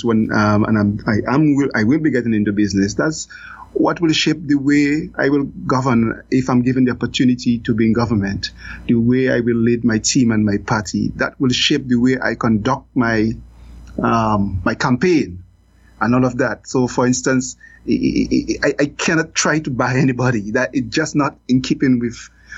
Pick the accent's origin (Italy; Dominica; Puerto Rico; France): Dominica; Roseau, Saint George; now in Belize; I'm a regular guy that grew up in Roseau. Grew up in Roseau Central